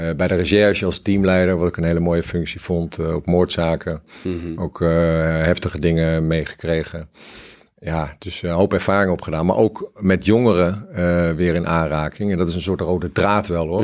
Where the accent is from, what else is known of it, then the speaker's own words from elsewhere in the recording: Cambodia; now in Netherlands; ik kom uit Cambodja, daar heb ik het wel aardig wat meegemaakt en gezien.